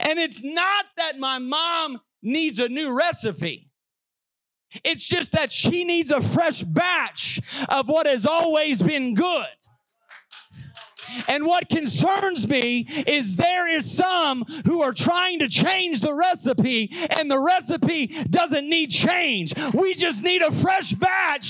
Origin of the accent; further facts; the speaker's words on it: Southern Illinois, United States; growing up in Southern Illinois, we fried everything